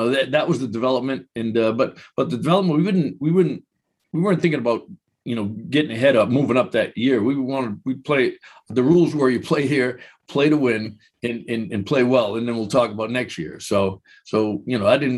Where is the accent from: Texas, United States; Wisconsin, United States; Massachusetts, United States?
Massachusetts, United States; Boston; growing up in Boston